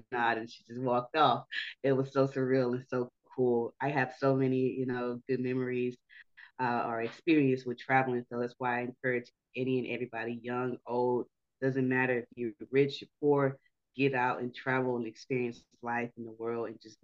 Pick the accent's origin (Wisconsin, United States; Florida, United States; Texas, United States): Texas, United States; Houston; From the great state of Texas. I'm from Houston.